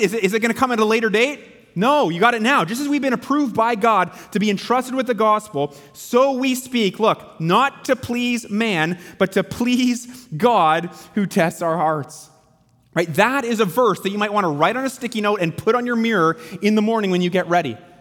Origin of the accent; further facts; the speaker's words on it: Canada; as Canadian Christians